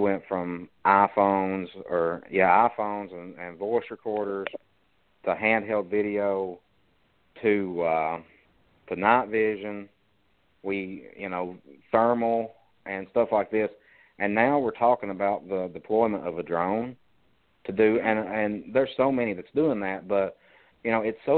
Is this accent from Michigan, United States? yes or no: no; Harlan County, Kentucky, United States; born or raised there